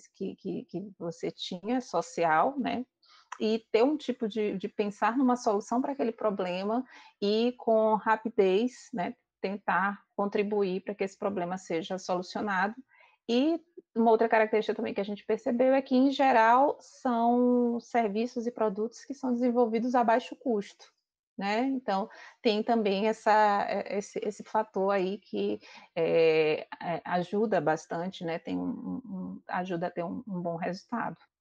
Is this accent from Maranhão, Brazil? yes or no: yes; Maranhão, Brazil; eu sou do Maranhão